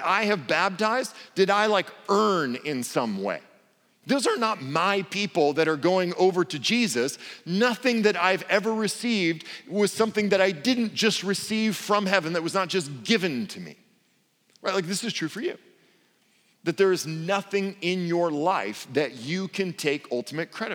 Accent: Portland, United States; I come from Portland and speak English poorly

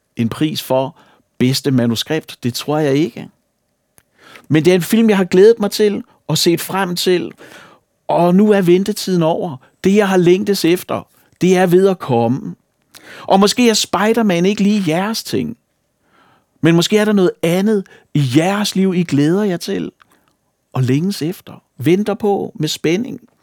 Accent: Falster, Zealand, Denmark; Falster, hvor jeg kommer fra

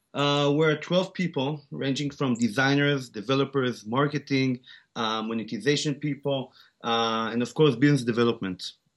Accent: Tel Aviv, Tel Aviv District, Israel; accent: Israeli; English is a second language; also born or lived in South Africa; I was born and raised in Tel Aviv, Israel, except for, uh, several years where I grew up in South Africa

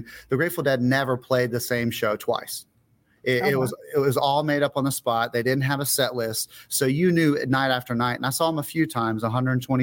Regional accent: Pensacola, Florida, United States; moved away; I was born where I am right now in Pensacola, Florida. I did leave for 10 years and came back. So I've been back here in my hometown for a long time

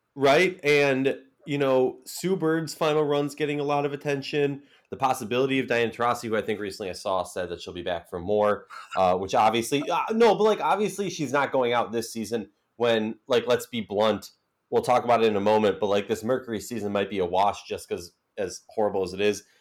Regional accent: Minnesota, United States; I'm from Minnesota

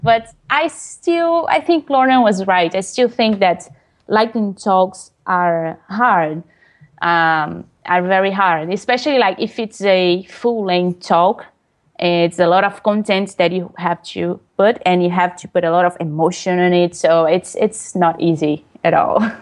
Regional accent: Brazil; English is a second language; moved away as an adult; I presented, used to present some talks in Brazil, in my hometown, uh, in Portuguese

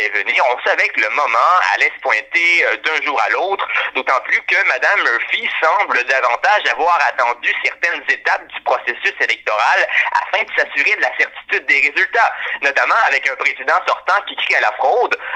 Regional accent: Canada; en tant que Canadien

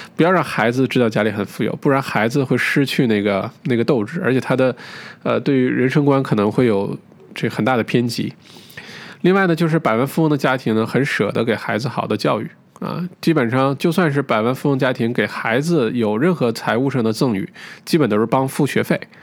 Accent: China

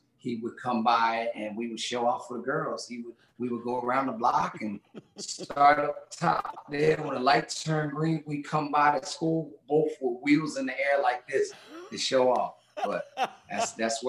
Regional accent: Philadelphia, Pennsylvania, United States; Gang war was big time when I was growing up in Philly and in Southwest Philadelphia

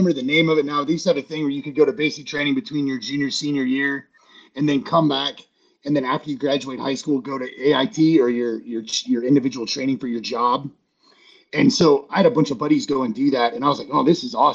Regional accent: Iowa, United States; moved away as an adult; I grew up in Iowa on a farm.

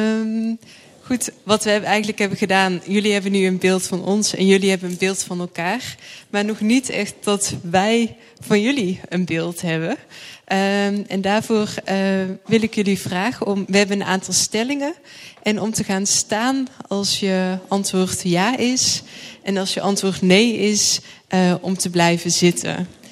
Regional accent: Thorn, Limburg, Netherlands; ik ben opgegroeid in een eh, dorpje Toren.

